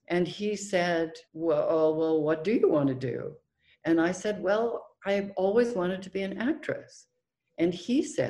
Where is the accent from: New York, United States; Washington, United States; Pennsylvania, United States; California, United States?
California, United States; Oakland; because I grew up in Oakland, California, on Fruitvale Avenue, an avenue that some people might know.